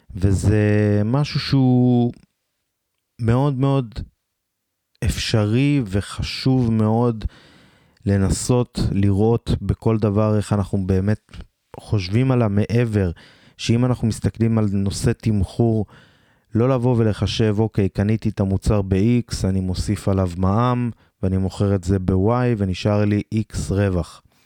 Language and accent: Hebrew; Beersheba, Southern District, Israel; אני מבאר שבע במקור